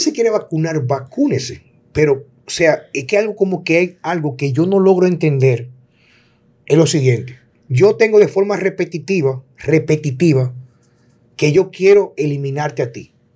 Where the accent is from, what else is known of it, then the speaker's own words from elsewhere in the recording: Dominican Republic; also born or lived in Jarabacoa; a mí como dominicano